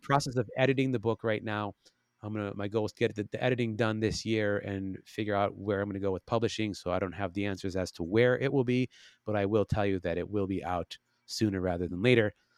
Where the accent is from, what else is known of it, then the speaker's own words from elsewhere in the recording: Chicago, Illinois, United States; now in Los Angeles, United States; I'm from Chicago